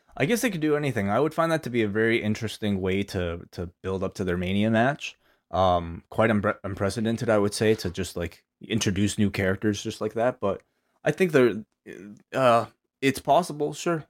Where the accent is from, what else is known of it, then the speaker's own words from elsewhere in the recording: Canada; as a Canadian, uh, non-black Canadian